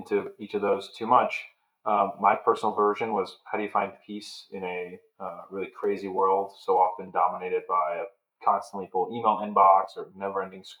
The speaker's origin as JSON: {"language": "English", "region": "Pennsylvania", "country": "United States", "tie": "born or raised there", "also_born_or_lived": "New York / Chicago / Notre Dame", "moved": "as an adult", "said": "I grew up in Pennsylvania, a big Italian-American family"}